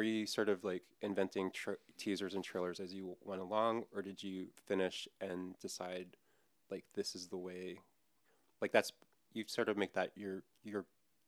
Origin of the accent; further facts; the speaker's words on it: Hawaii, United States; I'm from Hawaii.